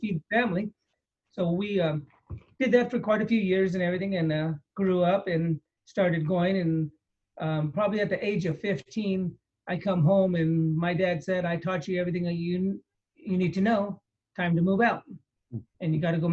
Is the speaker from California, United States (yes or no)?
yes; San Jose, California, United States; I grew up here in San Jose